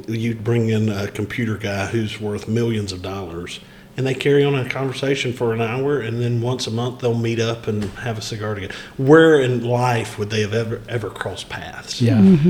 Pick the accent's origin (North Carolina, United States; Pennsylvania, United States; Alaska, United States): North Carolina, United States; Wadesboro; moved away as an adult; also born or lived in Union County, North Carolina / Chapel Hill, North Carolina; I was actually born and raised in Anson County and moved to Union County in 2000 when I graduated Chapel Hill